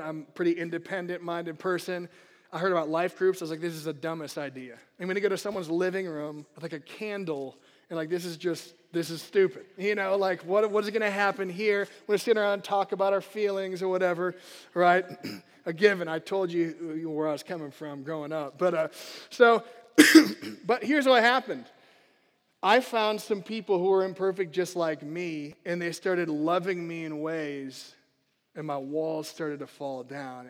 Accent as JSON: {"language": "English", "country": "United States", "said": "as American Christians is there's many great things to the country we live"}